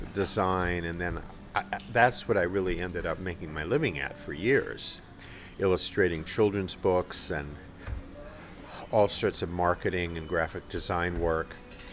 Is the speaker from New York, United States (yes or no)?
no; Los Angeles, California, United States; I grew up here in Los Angeles, and my father was a character actor.